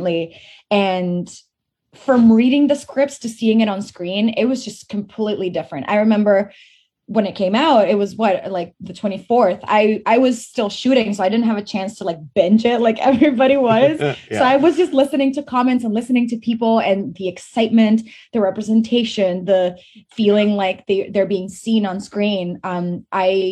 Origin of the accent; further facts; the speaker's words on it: Venezuela; moved away; also born or lived in Fort McMurray, Alberta, Canada; I grew up in Venezuela